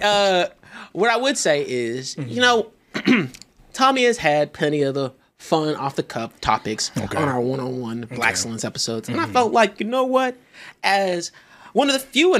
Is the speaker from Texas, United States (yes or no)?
yes; Texas, United States; I'm from Texas.